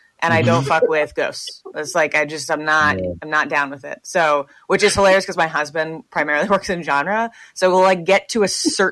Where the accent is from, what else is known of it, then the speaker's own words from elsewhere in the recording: United States; also born or lived in Manhattan, New York / Westport, Connecticut; I grew up in New York and Connecticut.